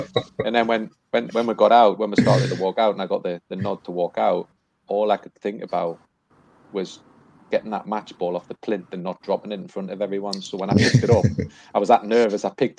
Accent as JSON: {"language": "English", "region": "England", "country": "United Kingdom", "said": "to referee the FA Cup final is such a privilege as a as an English referee."}